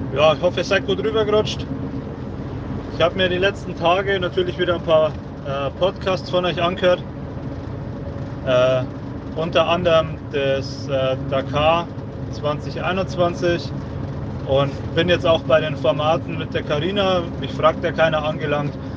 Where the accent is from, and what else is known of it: Upper Palatinate, Bavaria, Germany